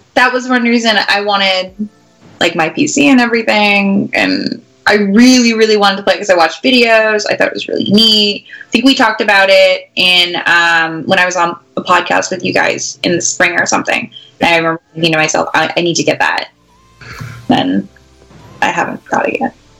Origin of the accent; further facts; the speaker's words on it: Canada; moved away as an adult; now in St. Louis, United States; I'm Canadian, uh, and we get a lot of we get a lot of snow.